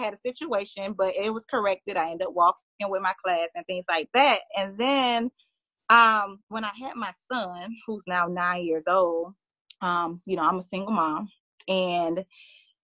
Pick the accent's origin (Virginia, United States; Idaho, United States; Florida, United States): Florida, United States; Miami; now in Orlando, United States; I'm originally from Miami.